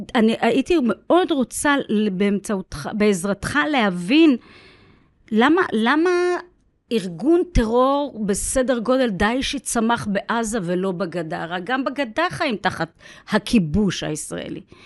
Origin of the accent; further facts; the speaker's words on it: Beersheba, Southern District, Israel; אני נולדתי בבאר שבע, גדלתי בבאר שבע